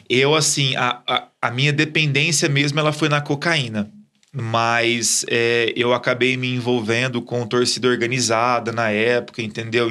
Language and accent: Portuguese; Ribeirão Preto, São Paulo, Brazil; eu sou de Ribeirão, é, nascido e criado ali mesmo.